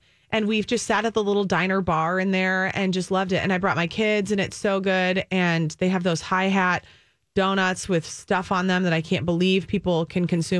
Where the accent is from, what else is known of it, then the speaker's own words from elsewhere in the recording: Minnesota, United States; as a Minnesotan